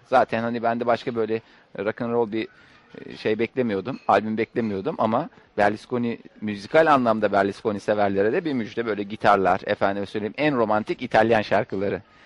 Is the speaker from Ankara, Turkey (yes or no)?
yes; Ankara, Turkey; bir Ankaralı olarak